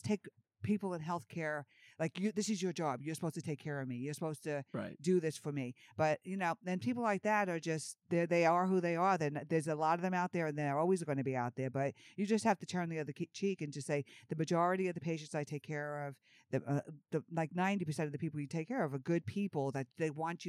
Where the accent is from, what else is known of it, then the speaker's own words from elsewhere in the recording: New York, United States; moved away as an adult; also born or lived in Georgia; I was from New York going to school in Georgia